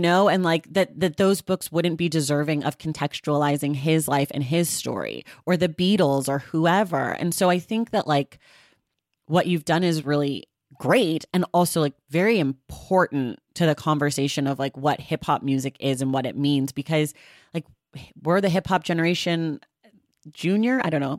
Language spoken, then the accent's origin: English; California, United States; I'm from California